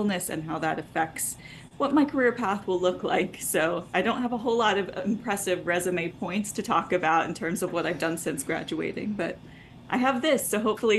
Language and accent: English; Texas, United States; I grew up in Texas